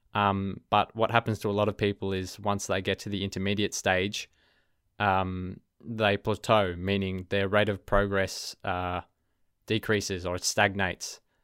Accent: Melbourne, Victoria, Australia; accent: Australian; first language English; you can probably hear my accent um, I'm an Australian. I'm from Melbourne, Australia. So my native language is English

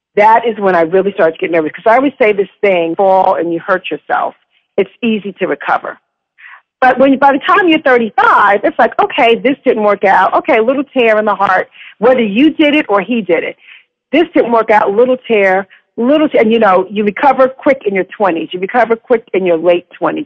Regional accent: New York, United States; I grew up in New York.

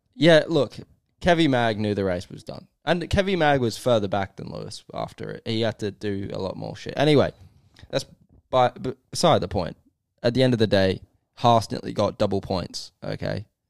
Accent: Australia; also born or lived in England; as an Australian

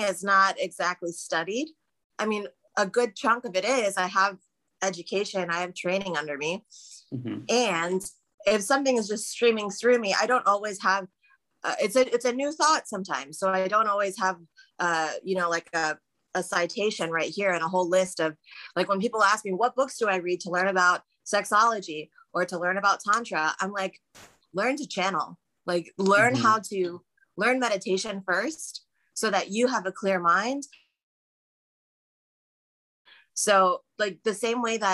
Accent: United States; also born or lived in Trinidad (parents); as an American

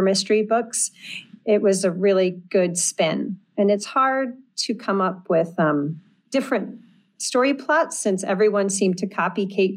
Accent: Minnesota, United States; accent: Midwestern; now in Rhode Island, United States; I'm originally from Minnesota. So if there's any Midwesterners out there, you can appreciate perhaps my scant accent

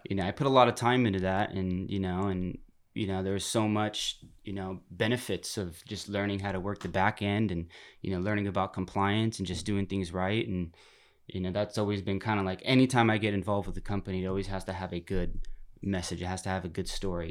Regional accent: Turlock, California, United States; moved away; I'm from Turlock, California, up Northern California, right smack dab in the middle of California, where you put your finger on the map in the middle you're hitting Modesto, Turlock, California. Yeah, yeah. Mm-hmm. Um, you know, I kind of grew up in just you know suburban town

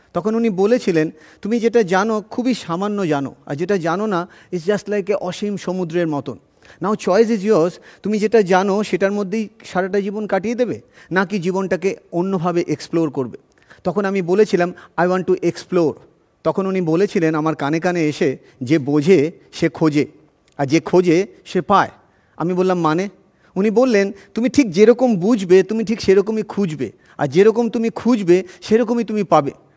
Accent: Kanchrapara and Chinsurah, West Bengal, India; also born or lived in Cambridge; আমি ছোটোবেলায় কাঁচড়াপাড়ায় বড় হয়েছি এবং তারপরে চুচুড়াতে বড় হয়েছে আমি জানি না আপনারা এই নামগুলো পরিচিত কিনা ওয়েস্ট বেঙ্গলের একটা মফস্বল টাউন

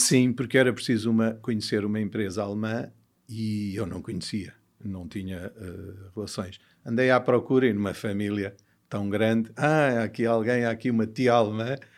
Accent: Portugal; born or raised there; also born or lived in Mozambique / United States

